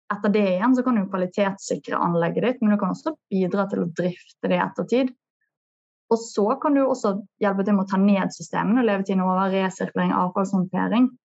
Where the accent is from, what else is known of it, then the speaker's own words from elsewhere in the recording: Bergen, Vestland, Norway; Du hører jo på meg at jeg er bergenser.